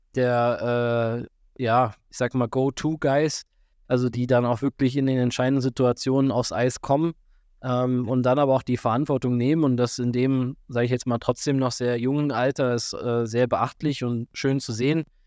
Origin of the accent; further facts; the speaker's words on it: Füssen, Bavaria, Germany; bei uns in Füssen